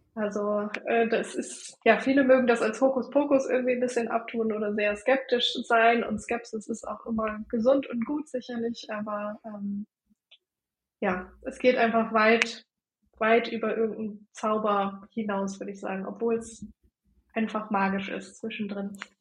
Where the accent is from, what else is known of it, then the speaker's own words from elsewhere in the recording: Bremen, Germany; ich komme äh, aus der Nähe von Bremen, wohne in Delmenhorst